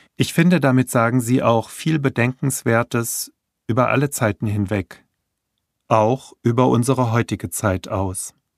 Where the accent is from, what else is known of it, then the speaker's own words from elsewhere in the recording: Hanau, Hesse, Germany; in meiner Geburtsstadt Hanau